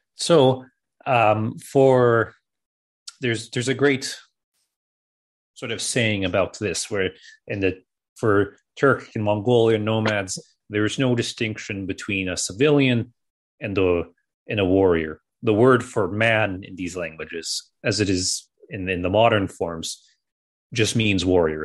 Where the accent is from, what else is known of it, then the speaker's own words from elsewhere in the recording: Canada; growing up in Canada